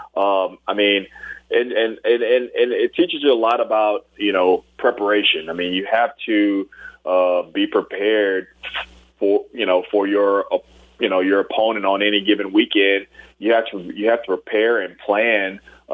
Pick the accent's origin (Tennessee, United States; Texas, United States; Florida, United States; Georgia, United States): Texas, United States; Port Arthur; also born or lived in Tyler, Texas / Houston, Texas; I actually grew up in the Houston area. And actually, even going a little bit further, I went to middle school and high school before coming to LSU in Port Arthur, Texas